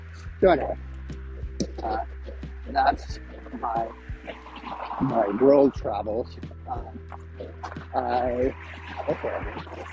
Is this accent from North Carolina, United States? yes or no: no; Maine, United States; I am from Southern Maine. I have been in Southern Maine for most of my life.